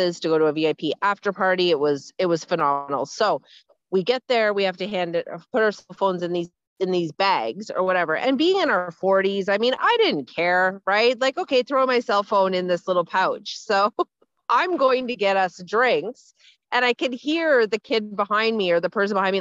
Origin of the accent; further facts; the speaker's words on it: Ontario, Canada; moved away; I'm from Ontario